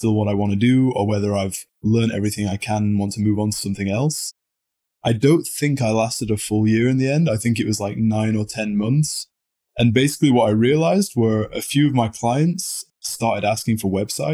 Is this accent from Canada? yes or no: no; United Kingdom; being very British